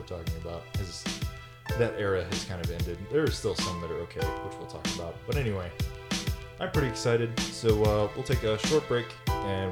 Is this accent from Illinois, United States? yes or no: no; Texas, United States; also born or lived in Puget Sound, Washington; now in Washington, United States; I'm from Texas